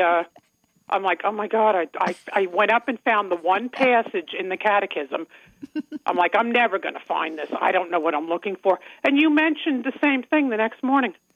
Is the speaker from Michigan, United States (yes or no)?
no; Long Island, New York, United States; accent: Long Island; now in Commack, United States; my accent uh, from Long Island